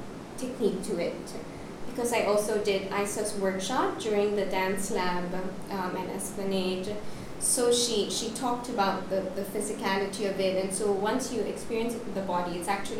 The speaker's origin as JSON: {"language": "English", "town": "Manila", "region": "Metro Manila", "country": "Philippines", "tie": "born or raised there", "moved": "as an adult", "lives_now": "Singapore", "said": "I grew up mostly in the Philippines, but my heritage is also Indian and Singaporean."}